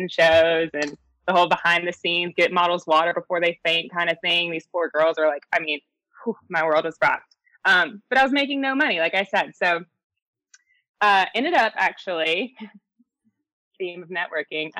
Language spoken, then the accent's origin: English; Charlotte, North Carolina, United States; also born or lived in Greenville, North Carolina; born and raised in Charlotte